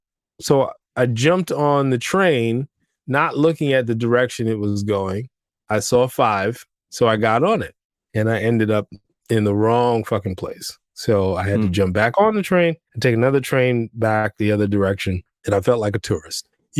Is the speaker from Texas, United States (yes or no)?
no; New York City, New York, United States; as a New Yorker, you have to look like you know where you're going.